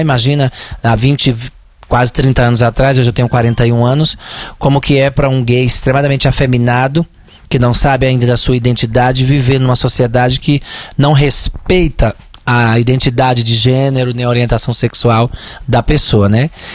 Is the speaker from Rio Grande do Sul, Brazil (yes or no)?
no; Santa Cruz, Paraíba, Brazil; moved away as an adult; also born or lived in Juazeiro, Bahia; Eu sou paraibana, é, vivi algum tempo em Juazeiro da Bahia. Eu nasci na Paraíba